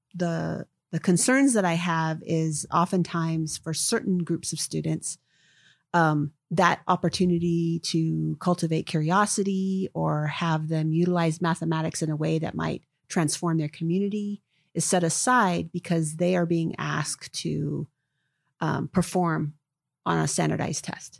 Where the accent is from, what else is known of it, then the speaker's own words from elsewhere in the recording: Seattle, Washington, United States; grew up here, um, in the Seattle area